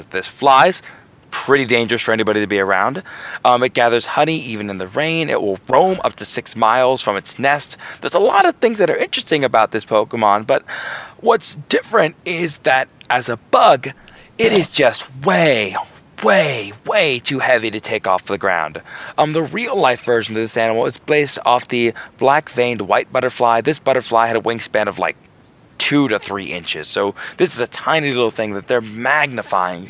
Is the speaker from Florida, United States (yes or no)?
yes; Florida, United States; I'm from Florida